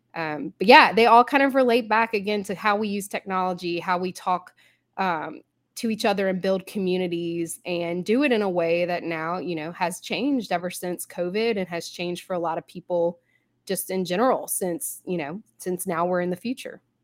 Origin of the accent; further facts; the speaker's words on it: Baton Rouge, Louisiana, United States; I am in Baton Rouge, Louisiana. This is actually my hometown